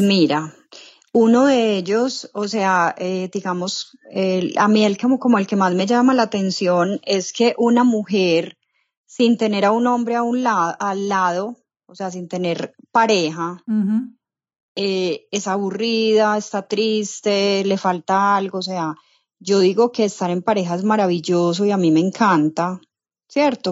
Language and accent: Spanish; Medellín, Antioquia, Colombia; soy de Medellín, Colombia